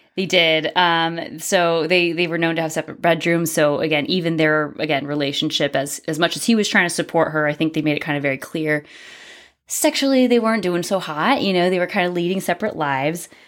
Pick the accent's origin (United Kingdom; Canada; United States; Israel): United States; we're American.